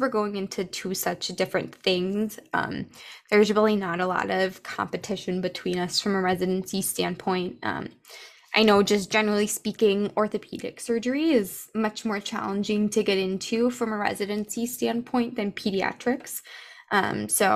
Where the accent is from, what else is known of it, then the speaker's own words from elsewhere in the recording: East Coast, United States; I was born in the East Coast